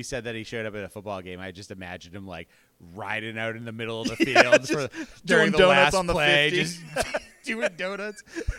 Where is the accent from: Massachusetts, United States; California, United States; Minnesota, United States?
Massachusetts, United States; Boston; accent: Boston; Wicked is probably the best word that I said before I got my bad Boston accent.